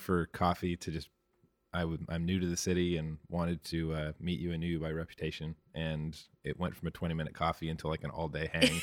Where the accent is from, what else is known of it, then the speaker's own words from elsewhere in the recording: Victoria, British Columbia, Canada; moved away as an adult; also born or lived in Toronto; now in Vancouver, Canada; I was born and raised in Victoria